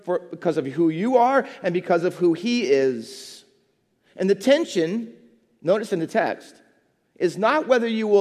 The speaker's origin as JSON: {"language": "English", "region": "Midwest", "country": "United States", "also_born_or_lived": "England", "moved": "as an adult", "lives_now": "New Jersey, United States", "said": "I was from the Midwest"}